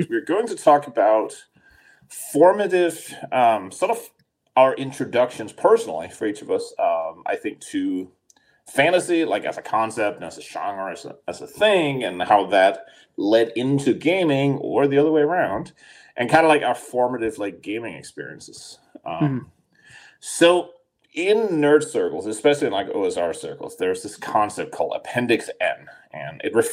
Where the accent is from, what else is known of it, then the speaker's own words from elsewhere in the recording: Denmark; moved away; I grew up in Denmark